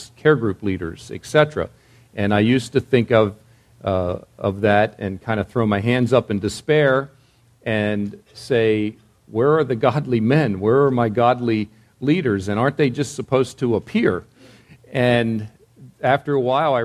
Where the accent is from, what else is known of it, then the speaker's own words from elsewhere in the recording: East Coast, United States; moved away as an adult; also born or lived in Virginia; now in West Coast, United States; I grew up in the East Coast, pastored on the East Coast